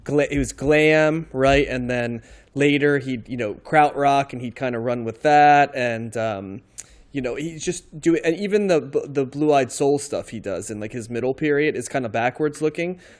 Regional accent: outside of New York, United States; I grew up outside of New York and, um, I kind of came of age in New York

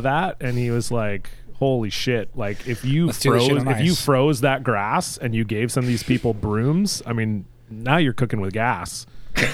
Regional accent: Canada; also born or lived in Vancouver area, British Columbia / Toronto, Ontario; I grew up outside of Vancouver, but always within like the, and I grew up in Toronto as well. So I was, but I was always within an hour of the major cities.

